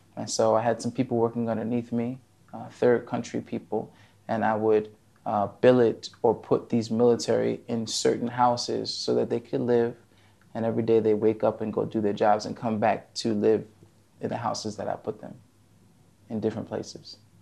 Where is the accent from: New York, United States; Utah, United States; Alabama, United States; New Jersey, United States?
New Jersey, United States; moved away as an adult; now in Abu Dhabi, United Arab Emirates; originally, I'm from New Jersey